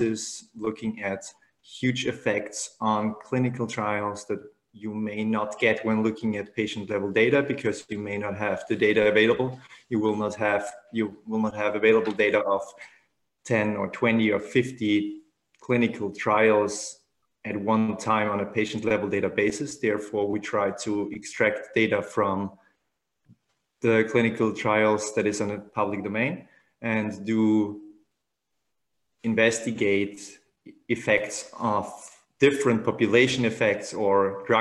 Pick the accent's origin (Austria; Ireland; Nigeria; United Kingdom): Austria; Vienna; I am from Vienna and we're working at the Medical University of Vienna